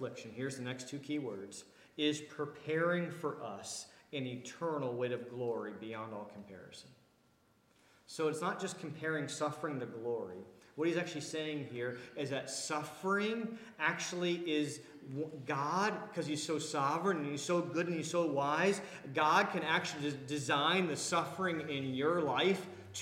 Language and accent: English; Washington, District of Columbia, United States; moved away; I come from the Washington, D.C. area where we spend a lot of money on how we look and how we dress